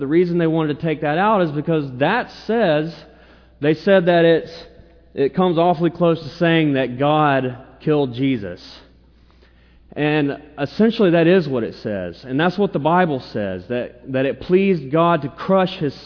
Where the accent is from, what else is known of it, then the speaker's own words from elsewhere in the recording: the South, United States; I'm a Southerner